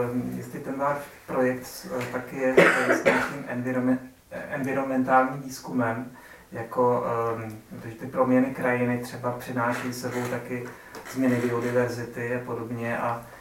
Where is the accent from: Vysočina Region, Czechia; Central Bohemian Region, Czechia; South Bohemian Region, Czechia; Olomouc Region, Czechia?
Vysočina Region, Czechia; Třebíč; já využiju toho, že jsem přímo z Třebíče.